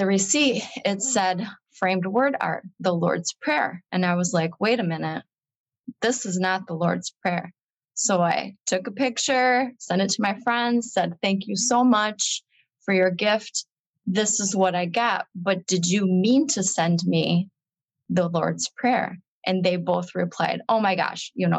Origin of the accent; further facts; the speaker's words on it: Michigan, United States; now in Wisconsin, United States; And so I grew up in Michigan.